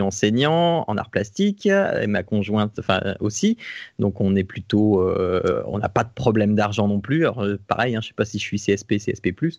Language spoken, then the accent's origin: French; Picardy, Hauts-de-France, France; now in Normandy, France; je viens de Picardie, euh, actuellement en Normandie.